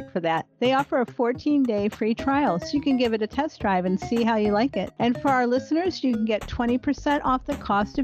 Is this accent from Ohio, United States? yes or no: yes; Ohio, United States; moved away as an adult; now in Texas, United States; I grew up on Lake Erie.